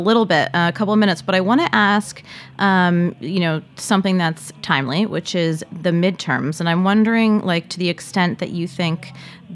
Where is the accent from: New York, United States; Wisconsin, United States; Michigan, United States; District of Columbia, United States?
Michigan, United States; moved away; she's in my home state. So it's, you know, Michigan's making me proud then